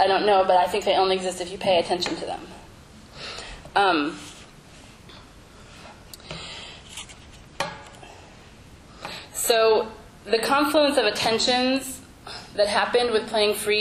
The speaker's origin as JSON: {"language": "English", "region": "Central Illinois", "country": "United States", "tie": "born or raised there", "said": "we grew up in Central Illinois together"}